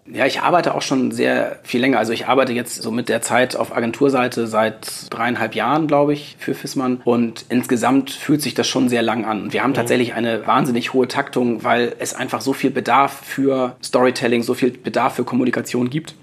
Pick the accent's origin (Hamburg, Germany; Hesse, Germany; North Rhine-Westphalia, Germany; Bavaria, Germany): Hamburg, Germany; Ich komme aus Hamburg